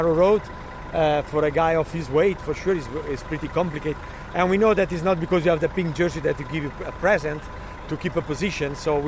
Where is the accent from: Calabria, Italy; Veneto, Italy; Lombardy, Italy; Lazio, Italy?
Lombardy, Italy; Milan; I'm really from Milan